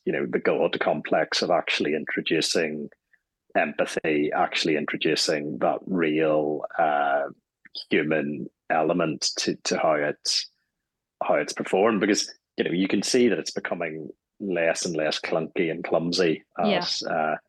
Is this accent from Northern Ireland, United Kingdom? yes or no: yes; Strangford, Northern Ireland, United Kingdom; moved away; I'm actually going back home to Strangford, County Down